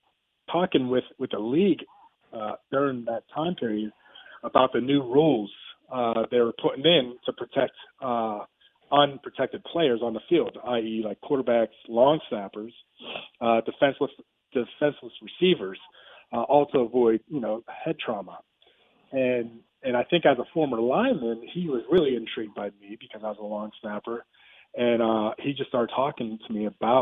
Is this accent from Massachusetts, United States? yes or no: no; Pennsylvania, United States; moved away as an adult; also born or lived in California; growing up in Pennsylvania